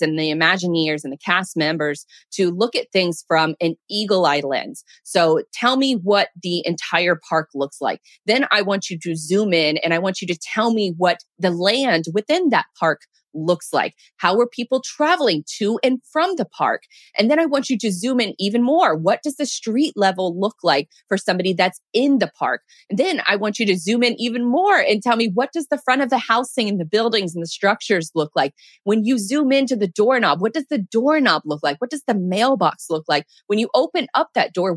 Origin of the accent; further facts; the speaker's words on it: Jacksonville, Florida, United States; I'm born and raised in Jacksonville.